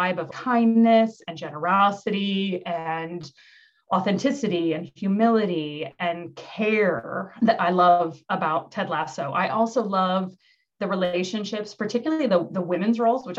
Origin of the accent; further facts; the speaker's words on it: Midwest, United States; moved away; I'm from the Midwest. In America, I'm really proud of coming from the Midwest